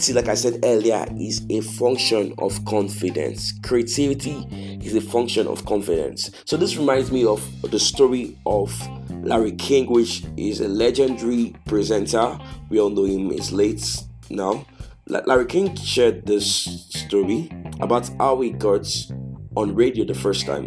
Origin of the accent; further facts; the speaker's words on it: Nigeria; I'm from Nigeria